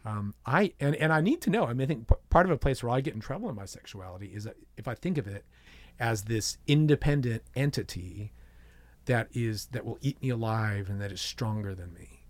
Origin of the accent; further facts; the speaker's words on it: San Diego, California, United States; I grew up in San Diego